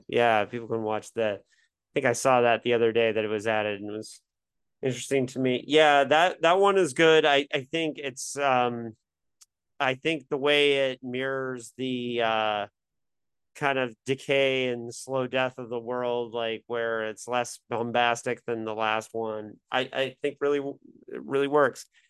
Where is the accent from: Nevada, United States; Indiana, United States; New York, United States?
Indiana, United States